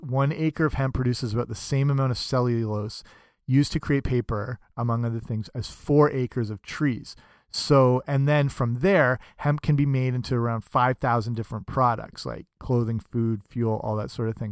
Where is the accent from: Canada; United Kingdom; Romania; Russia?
Canada; I'm Canadian